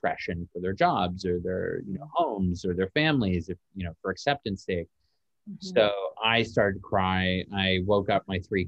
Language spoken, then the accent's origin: English; Toronto, Ontario, Canada; now in Los Angeles, United States; we're very obviously live in Los Angeles, and I'm from Toronto, originally from Canada